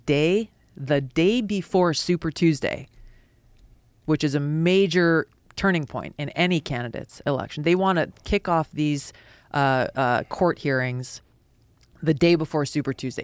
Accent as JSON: {"language": "English", "region": "Hawaii", "country": "United States", "tie": "born or raised there", "said": "a kid growing up in Hawaii who loved martial arts"}